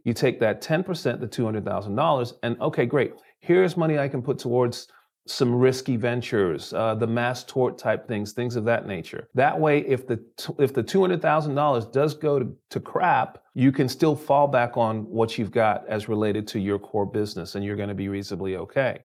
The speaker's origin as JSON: {"language": "English", "region": "London", "country": "United Kingdom", "tie": "born or raised there", "moved": "yes", "lives_now": "United States", "said": "I was born in London, England"}